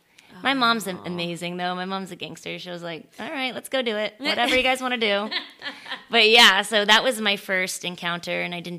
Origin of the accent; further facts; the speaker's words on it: Florida, United States; also born or lived in San Francisco, California / Louisiana; now in Los Angeles, United States; I was born in California. I was born in San Francisco and we moved when I was 2. So I don't remember any of it. And we moved to Florida, this small little town in Florida.